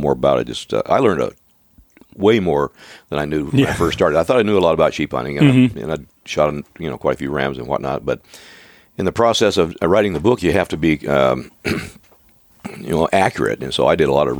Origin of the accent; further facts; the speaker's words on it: Oregon, United States; moved away; we grew up in Oregon. And, we lived 3 miles apart, my wife